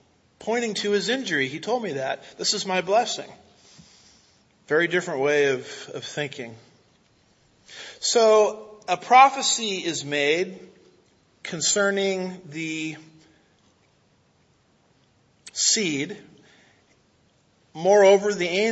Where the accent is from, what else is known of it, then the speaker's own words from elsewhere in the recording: United States; as an American